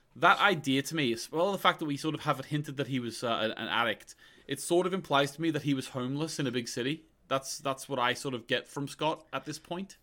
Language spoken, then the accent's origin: English; Australia; I grew up in Australia